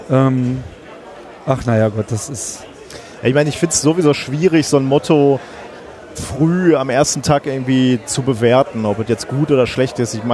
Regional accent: North Rhine-Westphalia, Germany; komm aus dem Ruhrgebiet, ist alles eh egal.

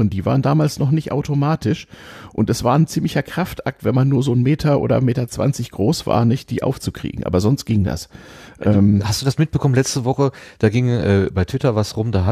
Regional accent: Hamburg, Germany; bin ich in Hamburg aufgewachsen bei zwei Großelternpaaren, die nicht weit voneinander weg wohnten

